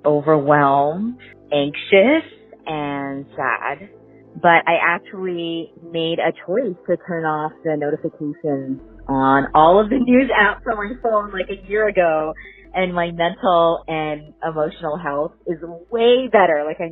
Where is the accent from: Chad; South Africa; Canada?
Canada; Vancouver, British Columbia; I'm from Vancouver, Canada.